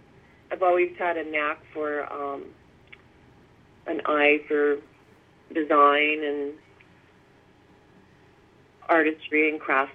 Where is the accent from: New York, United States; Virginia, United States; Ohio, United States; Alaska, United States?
Alaska, United States; Fairbanks; also born or lived in California / Massachusetts; Well, I grew up a few years in California. My father was in the Air Force. And then shortly after that, California, we moved to Massachusetts. And then we moved to Fairbanks, Alaska for many, many yea